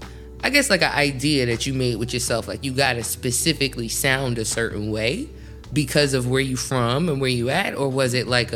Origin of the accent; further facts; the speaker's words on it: Atlanta, Georgia, United States; also born or lived in Carolinas; Like, I'm from Atlanta, but then I moved to the Carolinas and I caught on to the country.